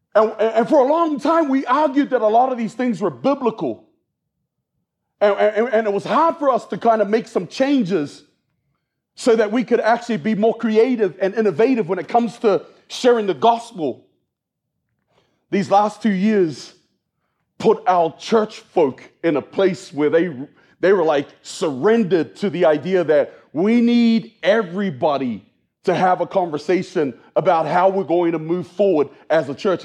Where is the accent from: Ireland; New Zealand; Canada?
New Zealand; moved away as an adult; also born or lived in Australia; now in United States; I was born and raised in New Zealand